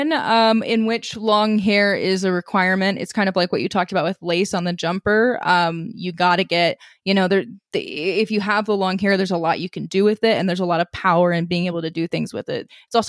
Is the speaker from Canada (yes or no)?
no; Missouri, United States; Oh, yes. I grew up in Southwest Missouri. I'm still familiar with that.